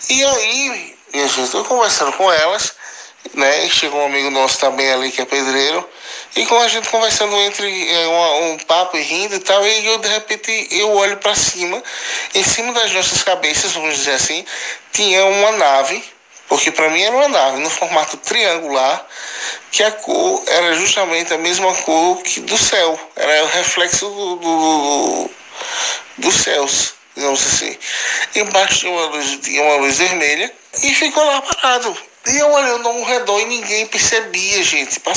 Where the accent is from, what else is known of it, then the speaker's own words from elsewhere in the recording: Alagoas, Brazil; now in Rio do Sul, Brazil; paulista do estado de Santa Catarina, na cidade de Rio do Sul, mas eu sou original do estado de Alagoas, da cidade de Minas Palmares